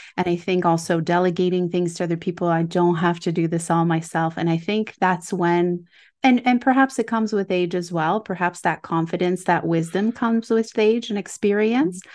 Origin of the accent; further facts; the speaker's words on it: Quebec, Canada; I grew up in Quebec